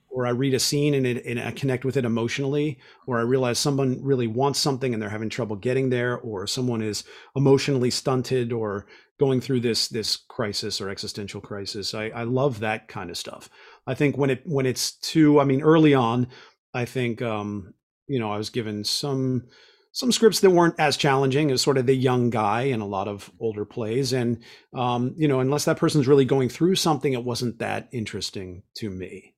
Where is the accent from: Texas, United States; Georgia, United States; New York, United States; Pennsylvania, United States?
Pennsylvania, United States; Pittsburgh; moved away; I'm from Pittsburgh